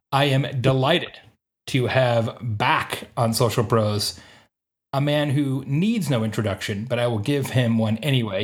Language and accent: English; Bloomington, Indiana, United States; I am in Unionville, Indiana today, just outside my hometown of, uh, of Bloomington